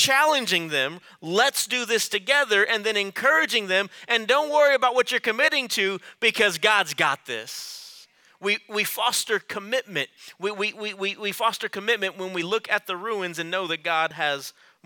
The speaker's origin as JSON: {"language": "English", "area": "Rio Grande Valley", "region": "Texas", "country": "United States", "said": "I'm from the Rio Grande Valley"}